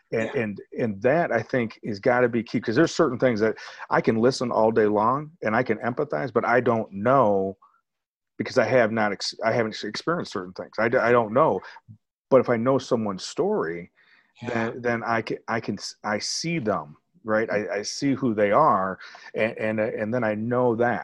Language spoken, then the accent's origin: English; Rockford, Illinois, United States; That's where I was born too.